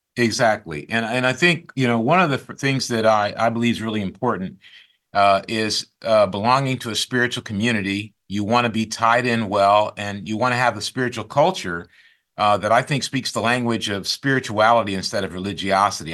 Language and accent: English; Grand Rapids, Michigan, United States; now in Silicon Valley, United States; I grew up in Grand Rapids, Michigan